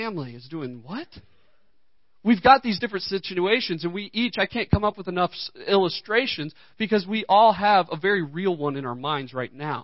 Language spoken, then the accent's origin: English; United States; I know I am an American